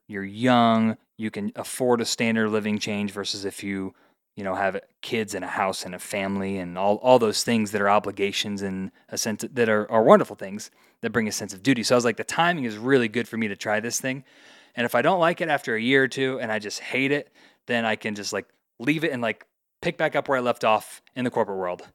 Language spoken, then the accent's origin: English; Indiana, United States; moved away as an adult; also born or lived in Colorado; now in Denver, United States; Went to college in Indiana, where I grew up